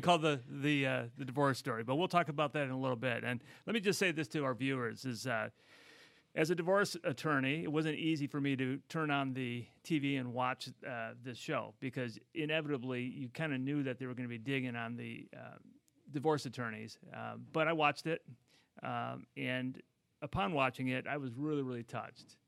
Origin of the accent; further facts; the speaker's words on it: Midwest, United States; now in Los Angeles, United States; I come from the Midwest